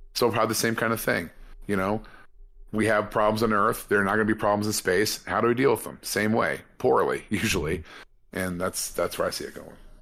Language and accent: English; California, United States; as a Californian